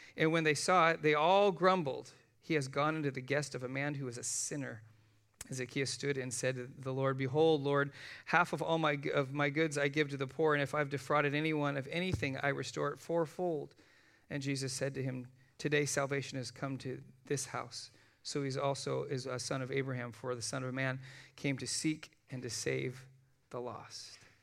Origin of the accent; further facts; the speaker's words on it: United States; I'm an American